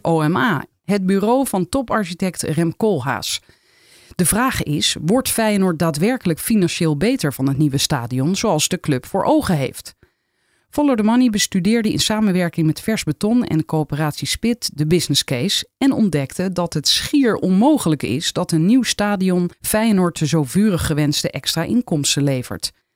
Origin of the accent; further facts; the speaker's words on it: Rotterdam, South Holland, Netherlands; ik kom uit Rotterdam